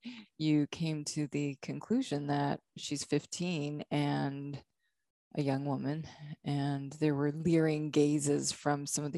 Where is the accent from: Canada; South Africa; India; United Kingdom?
Canada; now in Hilton Head, United States; I was from Canada.